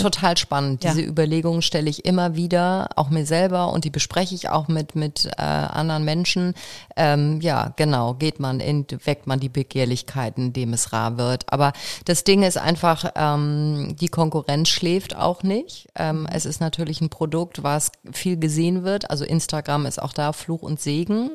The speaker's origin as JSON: {"language": "German", "town": "Kiel", "region": "Schleswig-Holstein", "country": "Germany", "tie": "born or raised there", "moved": "yes", "said": "Ich bin eben doch Kind des Nordens, stelle ich immer wieder fest. Ja. Ich bin ja gebürtige Kielerin"}